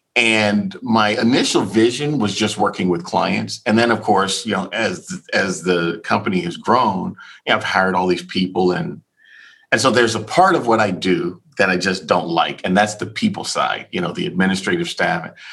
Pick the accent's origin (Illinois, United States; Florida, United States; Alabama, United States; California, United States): Florida, United States; Key West; moved away; I'm born and raised in Key West, Florida